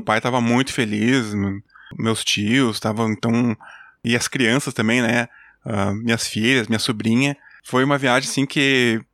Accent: Júlio de Castilhos, Rio Grande do Sul, Brazil; also born or lived in Santa Maria, Brazil / Chile; Eu nasci em Santa Maria, uhum. mas no segundo dia de vida eu já estava viajando para Júlia de Castilhos, onde eu fui criado

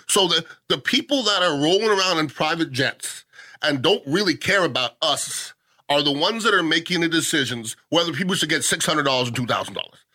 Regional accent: Canada; now in United States; I'm Canadian

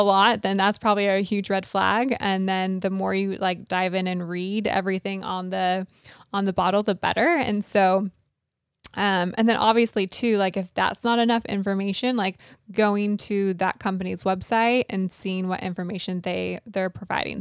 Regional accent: California, United States; moved away; I grew up out in California

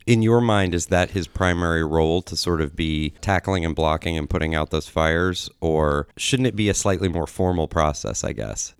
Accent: Columbus, Ohio, United States; I grew up on Indianola Avenue

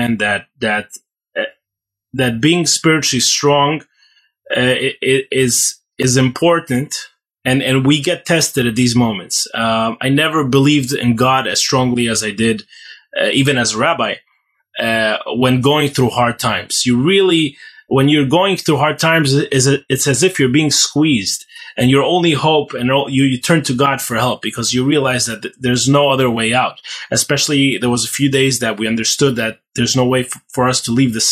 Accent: Ukraine; moved away as an adult; now in Israel; I grew up in Ukraine all my life. That's what I know. That's where I learned to walk and talk

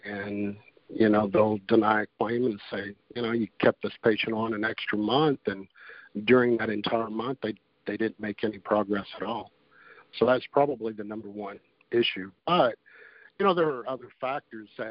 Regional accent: Wichita Falls, Texas, United States; also born or lived in Fort Carson, Colorado; now in Fort Worth, United States; I grew up in Wichita Falls, Texas

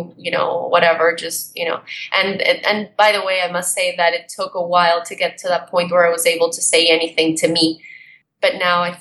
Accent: Colombia; moved away; I was brought up in Colombia during the drug war times

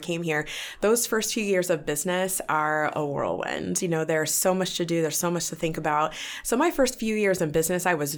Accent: Youngstown, Ohio, United States; I grew up in the Youngstown area

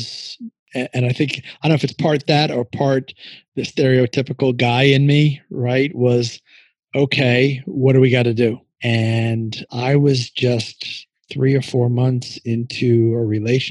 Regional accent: New York, United States; moved away; I'm originally from New York

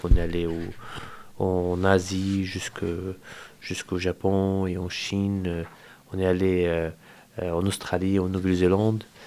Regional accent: Al-Amari refugee camp, West Bank, Palestine; moved away as an adult; now in Angers, France; je quittais ma maison, chez moi en Palestine, euh, dans le camp de réfugiés à la Marie, là où j'ai grandi

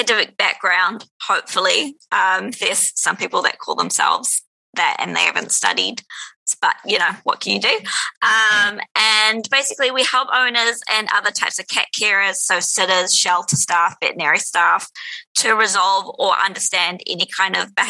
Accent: New Zealand; when I was a kid, it was like a lot of people growing up in New Zealand

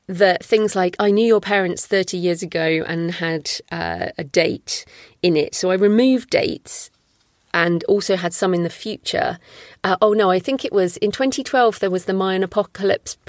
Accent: United Kingdom; I'm British

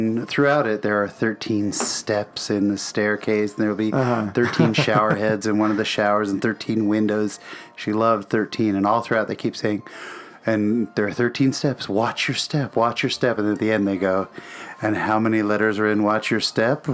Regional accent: San Jose, California, United States; I grew up in San Jose

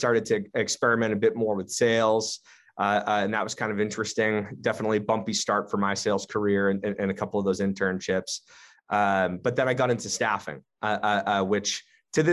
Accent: Southern New Hampshire, United States; moved away as an adult; now in Boston, United States; I grew up actually in Southern New Hampshire.

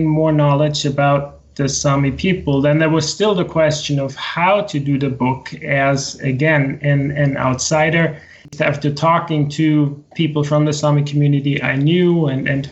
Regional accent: Austria; moved away as an adult; also born or lived in United States; now in Sweden; I grew up in the center of Europe in Austria.

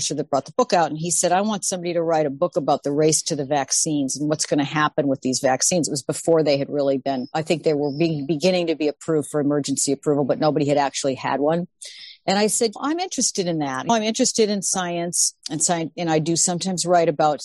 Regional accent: Illinois, United States; I'm from Illinois.

